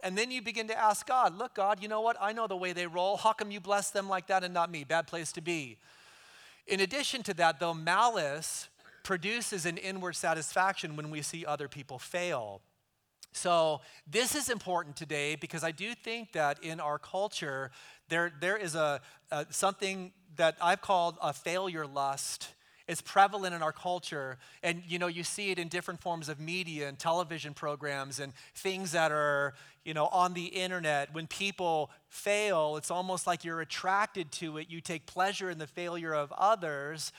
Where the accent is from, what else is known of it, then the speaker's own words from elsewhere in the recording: right outside of Oakland, California, United States; moved away; I grew up right outside of Oakland, so for me, it's kind of homecoming